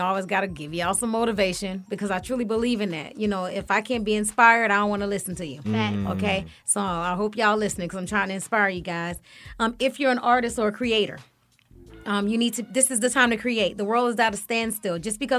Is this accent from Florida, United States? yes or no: yes; Florida, United States; and we're from Florida too.